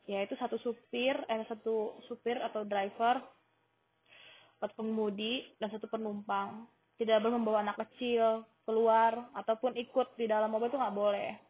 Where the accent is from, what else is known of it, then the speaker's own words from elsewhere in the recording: Riyadh, Riyadh Province, Saudi Arabia; now in Jeddah, Saudi Arabia; Gue dari lahir tinggal di Riyadh, Saudi Arabia. Tapi hmm, 5 tahun terakhir gue tinggal di Jeddah karena gue mengajar di sekolah Indonesia Jeddah